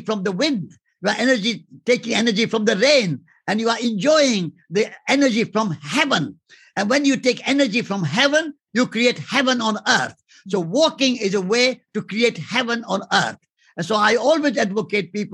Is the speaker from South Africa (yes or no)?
no; India; Before I'm an Indian, I'm a human being